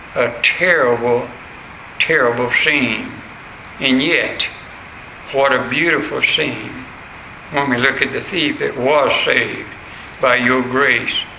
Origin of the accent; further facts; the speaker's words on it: the South, United States; accent: southern; my southern accent